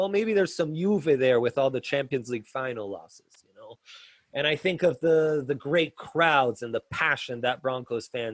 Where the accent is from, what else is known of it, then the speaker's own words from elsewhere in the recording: Italy; moved away; I grew up in Italy